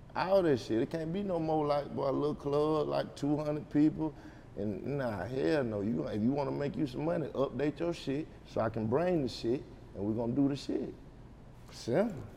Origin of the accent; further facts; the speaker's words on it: Anderson, United States; I'm from Anderson